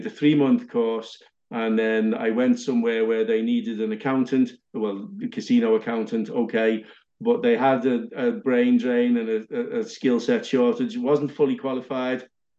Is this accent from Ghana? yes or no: no; Liverpool, North West England, United Kingdom; I don't know. I grew up in Liverpool. I did all the right things. I stayed away from drugs.